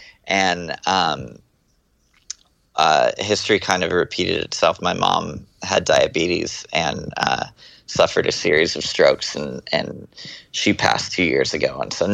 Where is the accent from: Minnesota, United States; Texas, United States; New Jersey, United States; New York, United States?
Texas, United States; born there; also born or lived in Florida / California; I was born in Texas. And my family moved around a lot. We moved to Florida for a while and then moved to California.